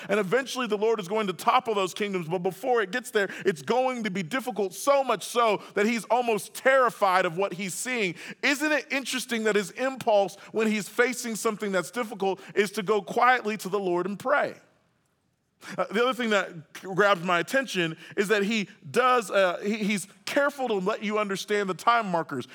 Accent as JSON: {"language": "English", "region": "Oklahoma", "country": "United States", "tie": "born or raised there", "said": "I grew up in Oklahoma"}